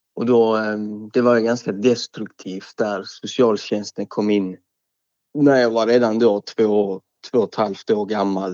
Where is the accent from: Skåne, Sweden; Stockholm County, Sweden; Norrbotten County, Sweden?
Skåne, Sweden; Malmö; Jag är 23 år gammal, upp född och uppvuxen i Malmö.